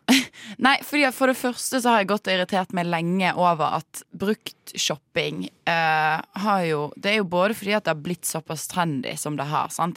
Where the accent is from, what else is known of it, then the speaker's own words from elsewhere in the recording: Bergen, Vestland, Norway; jeg er fra Bergen